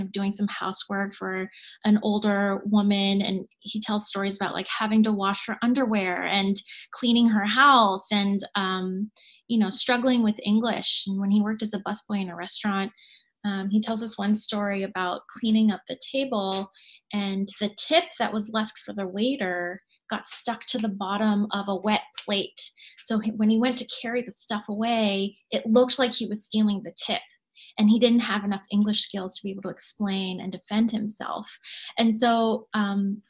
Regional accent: Bethesda, Maryland, United States; I grew up in Bethesda, Maryland

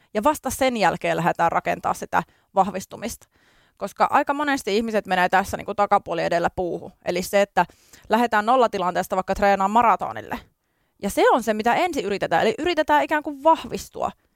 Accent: Kajaani, Kainuu, Finland; also born or lived in Tampere; now in Helsinki, Finland; tulen Kainuun korvesta, eli Kajaanista olen lähtöisin

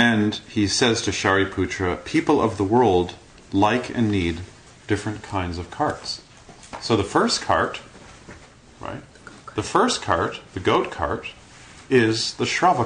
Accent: Toronto, Ontario, Canada; spent the rest of my time growing up in Kensington Market

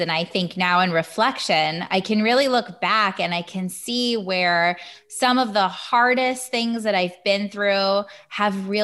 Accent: Hudson Valley, upstate New York, United States; I'm from the Hudson Valley in upstate-ish New York

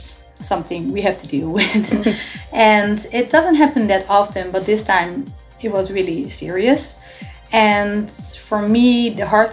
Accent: Netherlands; moved away as an adult; now in Miami, United States; we are originally from the Netherlands. So we moved like 6 years ago to Miami

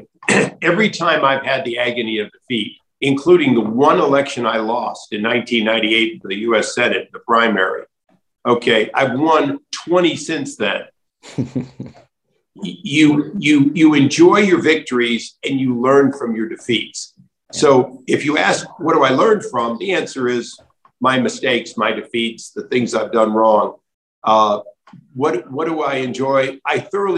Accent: Cleveland, Ohio, United States; I grew up in Cleveland. It wasn't clean

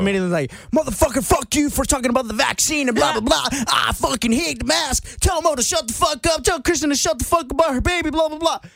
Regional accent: Marietta, Georgia, United States; I I grew up in the Marietta, Atlanta area.

